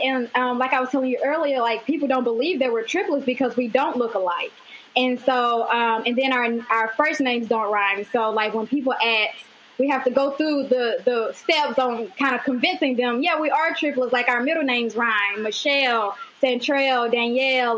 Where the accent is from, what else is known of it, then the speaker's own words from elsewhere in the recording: Mississippi, United States; I'm originally from Mississippi